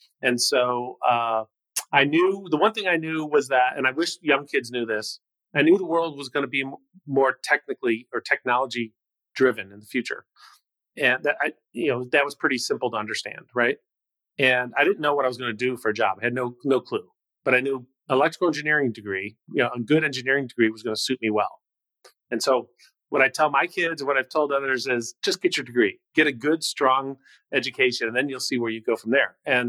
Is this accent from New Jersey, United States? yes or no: no; Cleveland, Ohio, United States; Great memories. I came from a very large family, large ethnic family, 36 cousins on my mother's side.